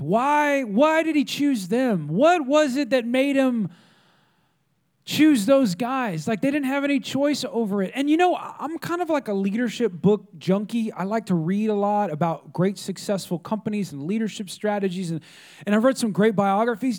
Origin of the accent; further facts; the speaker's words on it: California, United States; now in Texas, United States; I'm not from Texas, I'm from California